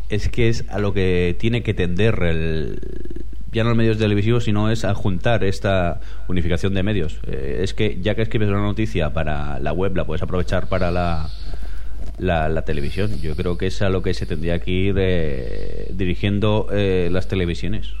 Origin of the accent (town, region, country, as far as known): Spain